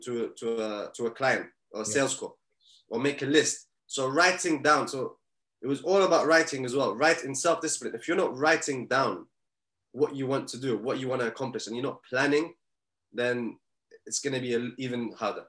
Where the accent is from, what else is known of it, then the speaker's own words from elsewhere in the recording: Bahrain; moved away; I'm originally from Bahrain